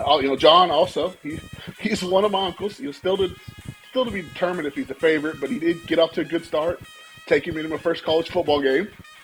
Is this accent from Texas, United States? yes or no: yes; Pilot Point, Texas, United States; now in Keller, United States; currently living in Keller with my beautiful wife, Jackie. I grew up in Pilot Point. I lived there for roughly about 20 years.